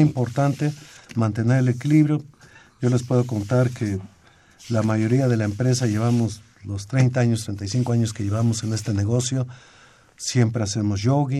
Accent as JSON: {"language": "Spanish", "country": "Mexico", "said": "nosotros como mexicanos"}